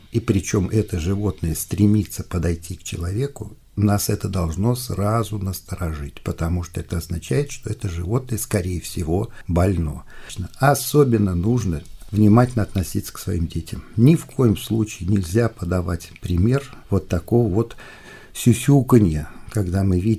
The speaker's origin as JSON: {"language": "Russian", "region": "Volga region", "country": "Russia", "tie": "born or raised there", "said": "Но, ну, например, я вырос на Волге, я прекрасно помню свое детство"}